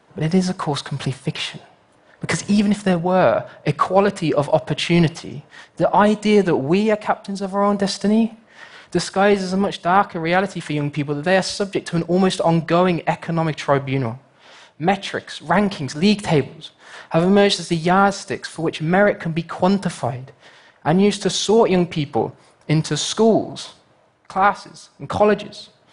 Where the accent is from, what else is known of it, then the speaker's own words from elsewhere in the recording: United Kingdom; my home country, the United Kingdom